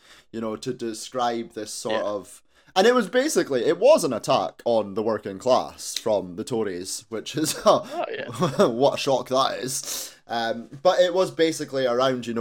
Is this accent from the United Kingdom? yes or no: yes; Aberdeen, Scotland, United Kingdom; also born or lived in Tillydrone, Aberdeen; I grew up in Torrey, so, you know, I'm right there